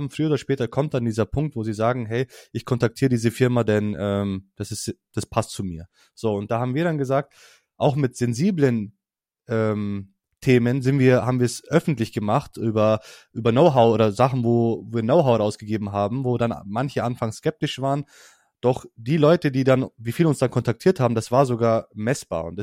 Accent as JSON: {"language": "German", "region": "Hesse", "country": "Germany", "said": "jetzt für mich als"}